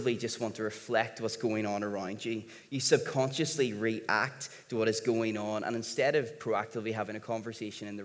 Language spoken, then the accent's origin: English; Northern Ireland, United Kingdom; being from here, being Northern Irish